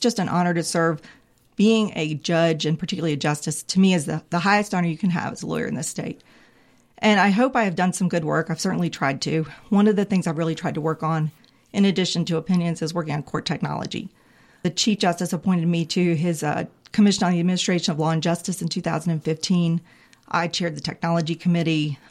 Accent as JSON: {"language": "English", "town": "Raleigh", "region": "North Carolina", "country": "United States", "tie": "born or raised there", "said": "I grew up in Raleigh. I grew up about a mile from Carter Finley"}